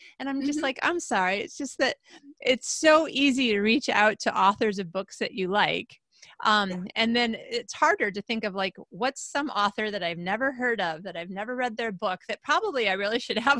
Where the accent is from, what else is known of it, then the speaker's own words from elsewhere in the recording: Traverse City, Michigan, United States; moved away; That would be like me coming back to my hometown in the Traverse City, Michigan area